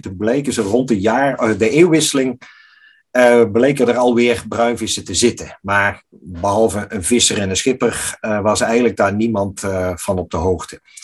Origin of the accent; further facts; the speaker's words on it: Netherlands; wij als Nederlanders